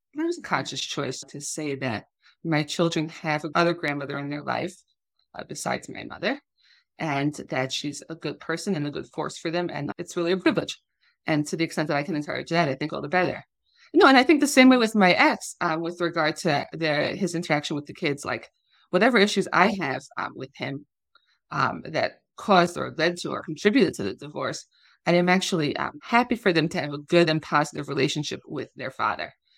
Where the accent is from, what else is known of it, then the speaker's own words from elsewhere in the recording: Long Island, New York, United States; moved away as an adult; also born or lived in Massachusetts; now in Israel; I grew up on Long Island as the second of seven children